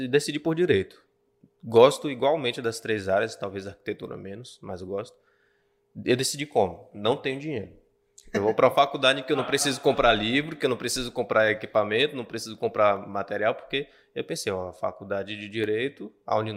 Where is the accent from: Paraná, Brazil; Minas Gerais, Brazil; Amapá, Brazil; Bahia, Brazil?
Bahia, Brazil; now in Acre, Brazil; Eu vim da Bahia para o Acre, muito embora Sim, é família. Sou baiano. Ah, não parece, mas sou.